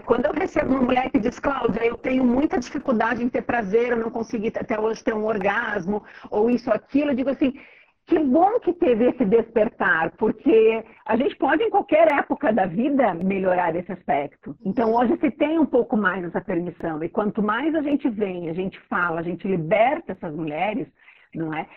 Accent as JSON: {"language": "Portuguese", "town": "Joinville", "region": "Santa Catarina", "country": "Brazil", "said": "eu sou de Joinville, é uma cidade alemã, conservadora, e todo mundo sempre me perguntou, né? Nossa, mas você é daqui mesmo, né? Eu falava, sim, eu sou daqui"}